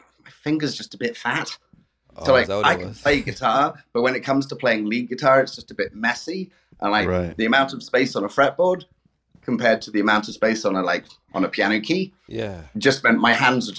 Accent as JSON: {"language": "English", "region": "England", "country": "United Kingdom", "moved": "as an adult", "lives_now": "Toronto, Canada", "said": "Coming from England, where it just rains all the time"}